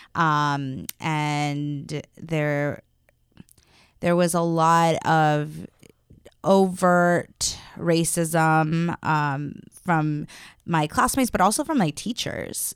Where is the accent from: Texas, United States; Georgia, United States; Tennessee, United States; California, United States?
California, United States; Los Angeles; I am from Los Angeles